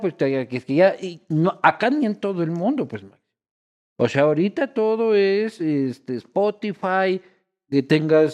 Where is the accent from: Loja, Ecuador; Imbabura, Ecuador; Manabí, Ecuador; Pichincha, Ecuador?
Pichincha, Ecuador; Quito; yo vivía en Quito, yo nací en Quito